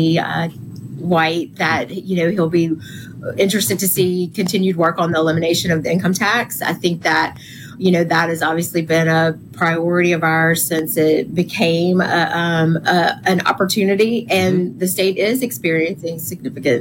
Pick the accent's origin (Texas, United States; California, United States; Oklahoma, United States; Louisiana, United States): Louisiana, United States; Louisiana, my home state